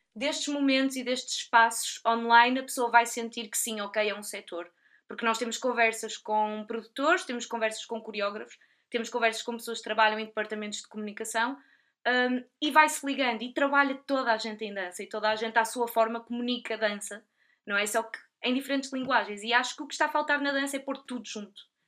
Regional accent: Portugal; also born or lived in United Kingdom; eu sou portuguesa, trabalho em Portugal

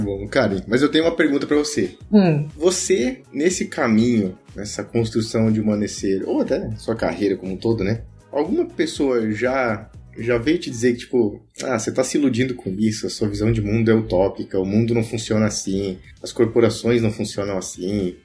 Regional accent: Santa Catarina, Brazil; also born or lived in Blumenau, Santa Catarina; sou catarinense, moro aqui em Blumenau, em Santa Catarina.

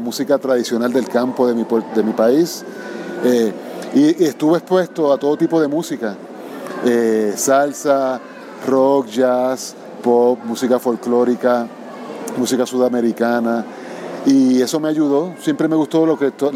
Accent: Puerto Rico; donde nací, en Puerto Rico

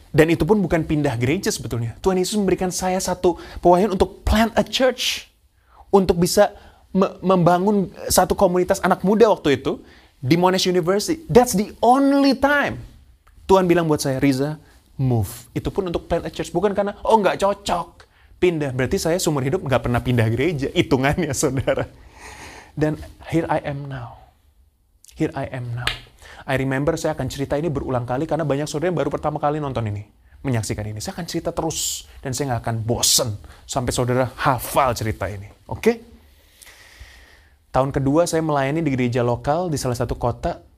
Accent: Surabaya, East Java, Indonesia; now in Perth, Australia; Yaitu saya pindah kota dari Surabaya saya saya dulu adalah jemaat tertanam dari saya lahir eh, dari saya ke pindah Surabaya jemaat tertanam gereja lokal saya gereja Bethel Tabernacle Kristus Pengasih

